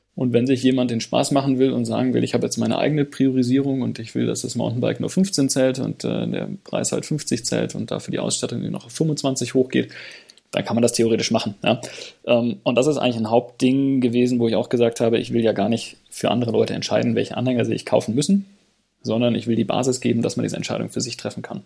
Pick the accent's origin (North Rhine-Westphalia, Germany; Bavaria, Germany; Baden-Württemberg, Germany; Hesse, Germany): Baden-Württemberg, Germany; Radolfzell; aus meiner Heimatstadt Radolfzell am Bodensee